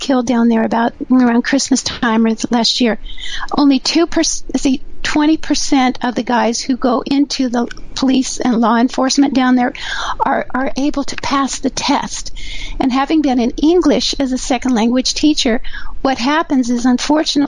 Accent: Southern California, United States; also born or lived in New Mexico; I'm from Southern California

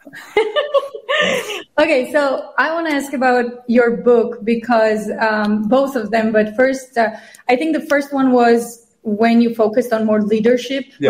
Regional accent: Georgia; now in United States; I'm from Georgia

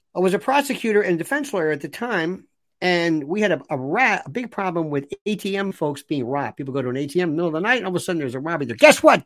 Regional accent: Florida, United States; moved away; I'm from Florida

